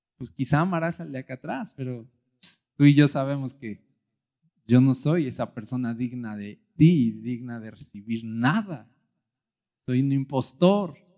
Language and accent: Spanish; Mexico; yo soy mexicano